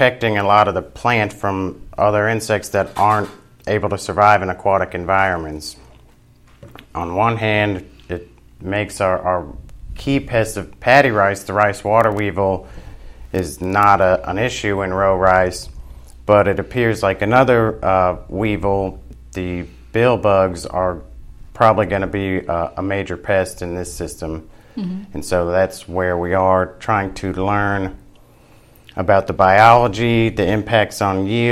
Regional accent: Louisiana, United States; I grew up in Louisiana.

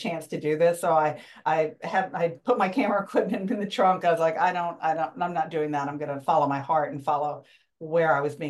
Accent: Springfield, United States; I said I grew up in Springfield since I was 9, but before that I lived in 8 places before the age

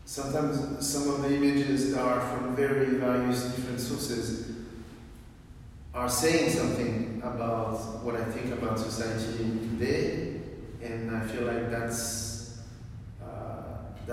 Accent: France; born or raised there; also born or lived in Beijing, China

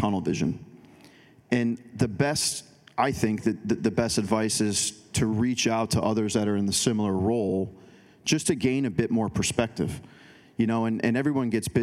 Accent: Chicago, Illinois, United States; now in Portland, United States; Chicago because that's where I'm from originally

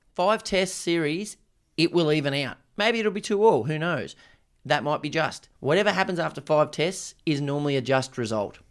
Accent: Australia; as an Australian, how good's this?

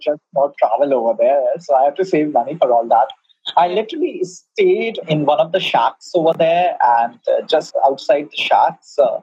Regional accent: India; I'm an Indian.

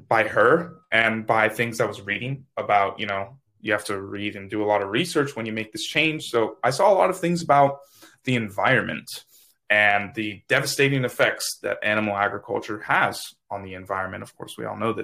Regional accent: Miami, Florida, United States; now in Tallahassee, United States; I'm from Miami, Florida, currently living in Tallahassee, Florida.

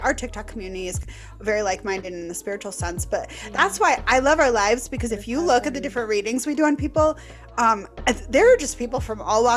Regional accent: Milwaukee, Wisconsin, United States; moved away as an adult; now in Green Bay, United States; grew up in Milwaukee

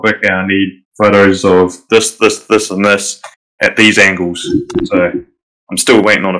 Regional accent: New Zealand; So you got me … the one who's talking right now. The guy from Down Under, who's even further down under than the Aussies.

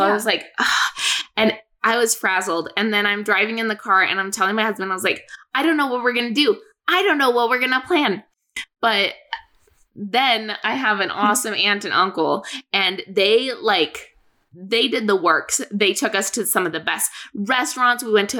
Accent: Boise, Idaho, United States; well, I'm from Boise area.

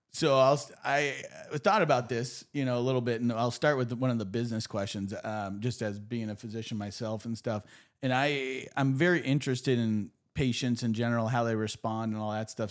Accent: Erie, Pennsylvania, United States; I grew up in Erie.

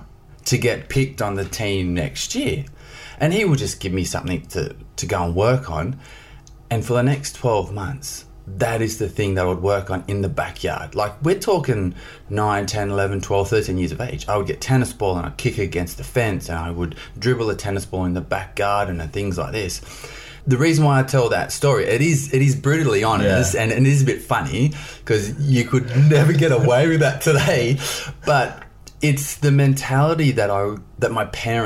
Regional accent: Australia; moved away; I grew up in Australia in a small country town

